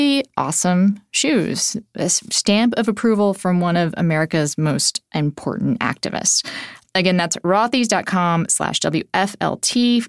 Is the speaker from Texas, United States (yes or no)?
yes; Texas, United States; I grew up in Texas